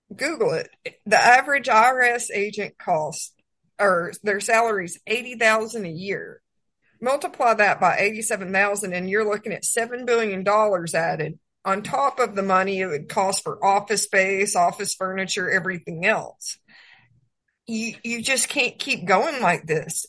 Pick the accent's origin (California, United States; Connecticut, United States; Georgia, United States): Georgia, United States; moved away as an adult; also born or lived in Texas / New Mexico; I was born and raised in Georgia.